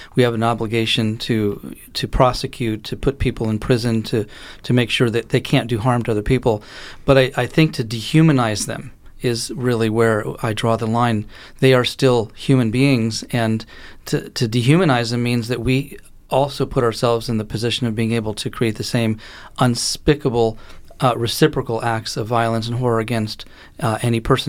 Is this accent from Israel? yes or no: yes; Israel; moved away; I grew up in Israel and, you know, my mother lives there, my sister lives there.